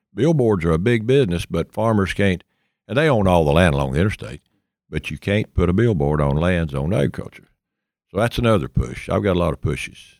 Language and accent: English; East Tennessee, United States; I was born and raised in East Tennessee